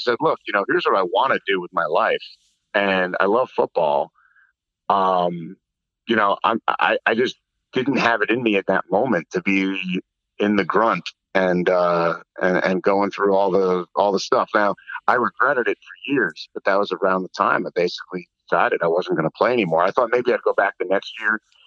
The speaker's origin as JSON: {"language": "English", "town": "Mountain Lakes", "region": "New Jersey", "country": "United States", "tie": "born or raised there", "said": "I grew up in Mountain Lakes"}